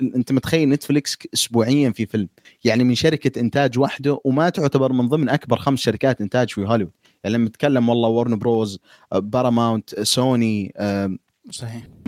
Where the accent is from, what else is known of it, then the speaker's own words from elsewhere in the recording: Saudi Arabia; احنا سعوديين